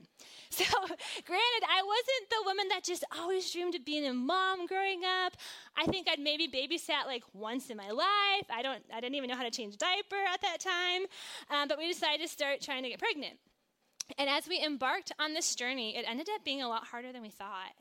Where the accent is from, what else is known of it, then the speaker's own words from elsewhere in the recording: Green Bay, Wisconsin, United States; I grew up in Green Bay, Wisconsin